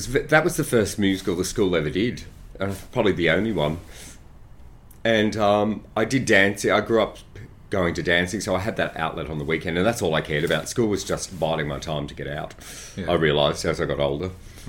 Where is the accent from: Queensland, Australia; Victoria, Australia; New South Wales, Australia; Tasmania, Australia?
New South Wales, Australia; Granville; Oh, Western Suburbs of Sydney, Granville.